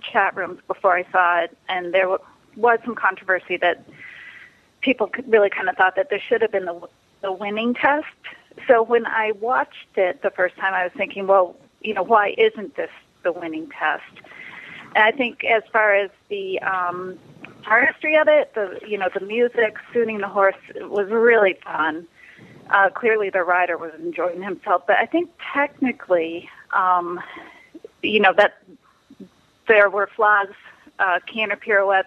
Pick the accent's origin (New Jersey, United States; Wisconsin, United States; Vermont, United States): Vermont, United States; now in Massachusetts, United States; I'm originally from Vermont and recently relocated to Massachusetts